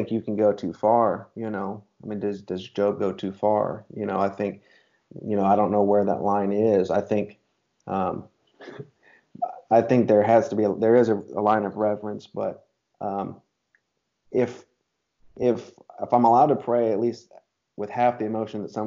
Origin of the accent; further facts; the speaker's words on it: United States; as an American man